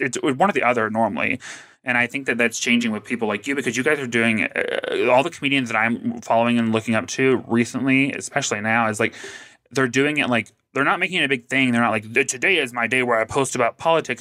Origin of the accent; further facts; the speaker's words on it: the South, United States; I grew up in the South